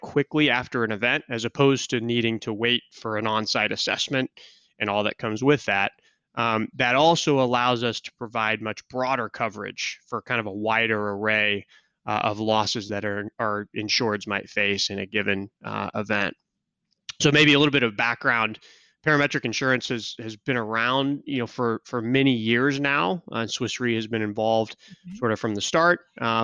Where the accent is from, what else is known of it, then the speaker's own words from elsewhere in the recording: Kansas City, United States; moved away; I was born and raised in Kansas City.